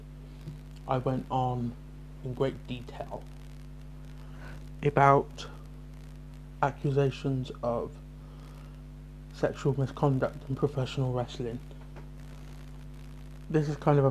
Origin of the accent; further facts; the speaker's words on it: Bridgwater, South West England, United Kingdom; I'm from Bridgewater